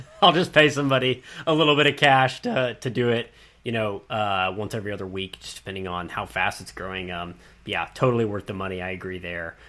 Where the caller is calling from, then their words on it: Dallas, Texas, United States; I'm calling from Dallas